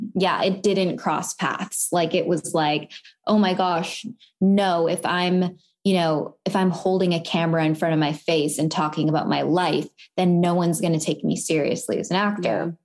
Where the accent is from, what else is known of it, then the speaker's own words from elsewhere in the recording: Vancouver, British Columbia, Canada; moved away as an adult; now in United States; I am from Vancouver, Canada